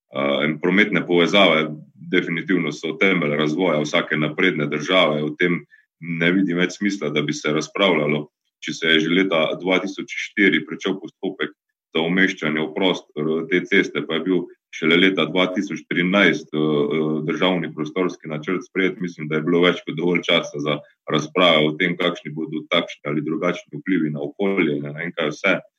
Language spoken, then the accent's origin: Slovenian; Carinthia, Slovenia; mojega domačega kraja, ki ga imam zelo rad, torej ravno na Koroškem ali pa gledano Koroške kot regije, iz katere prihajam